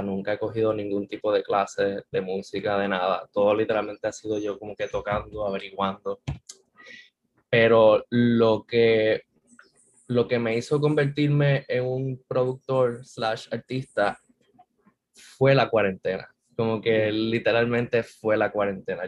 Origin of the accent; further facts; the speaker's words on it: San Juan, Puerto Rico; yo soy de aquí, de San Juan, nací en el auxilio mutuo, soy de San Juan puro